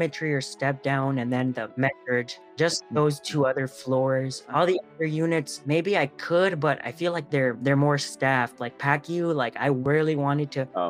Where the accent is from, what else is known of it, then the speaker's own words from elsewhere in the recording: California, United States; moved away as an adult; also born or lived in North Carolina; I'm from California originally